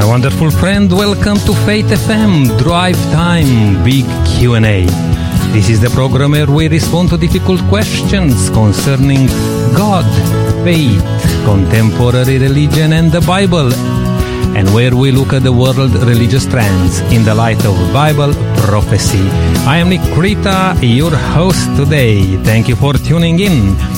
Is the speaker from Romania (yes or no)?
yes; Romania; moved away; growing up in Romania